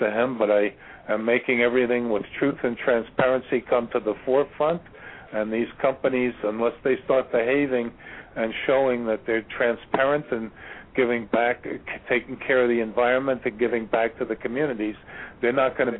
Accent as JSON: {"language": "English", "region": "New York", "country": "United States", "said": "I'm from New York."}